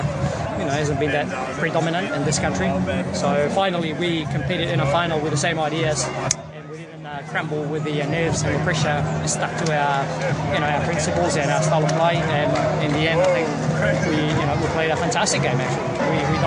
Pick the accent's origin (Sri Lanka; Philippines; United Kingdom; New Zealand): New Zealand; and I think finally we've proved in a final that, you know, even we're from New Zealand, we can play.